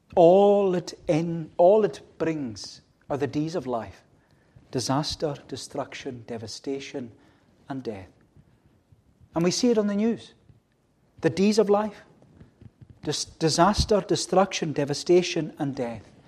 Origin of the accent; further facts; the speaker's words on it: United Kingdom; as British people